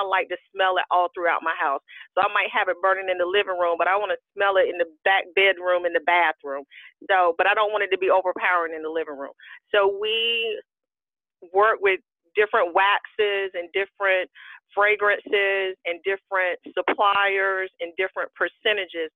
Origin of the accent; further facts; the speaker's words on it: North Carolina, United States; also born or lived in Alabama; I was born in Alabama. I was raised in North Carolina